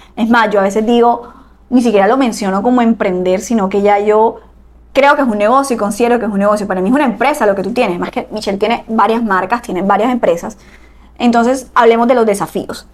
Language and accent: Spanish; Barranquilla, Atlántico, Colombia; somos de Barranquilla, Colombia.